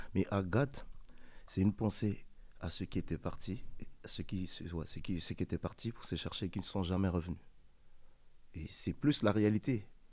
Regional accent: Pointe-Noire, Republic of the Congo; now in France; J'ai grandi au Congo, j'ai grandi dans un bas quartier à Pointe-Noire, la ville de Pointe-Noire.

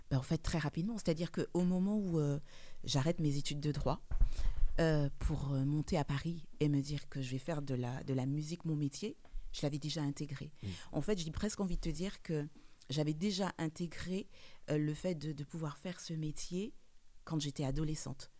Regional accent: French Guiana; moved away; du soleil, de la lumière, de la chaleur de chez moi en Guyane

